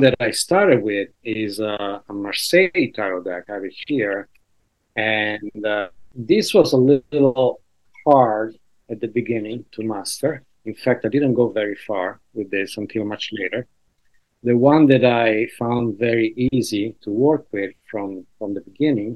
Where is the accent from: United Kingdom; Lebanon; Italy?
Italy; now in New York, United States; I'm from Italy.